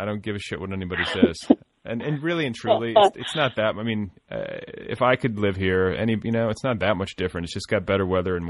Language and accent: English; Indiana, United States; also born or lived in Colorado; now in Los Angeles, United States; I'm from small towns. I mean, Christ, I grew up in Indiana